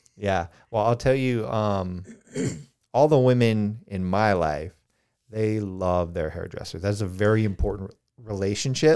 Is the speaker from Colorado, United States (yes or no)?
yes; Colorado, United States; now in Charleston, United States; I grew up in Colorado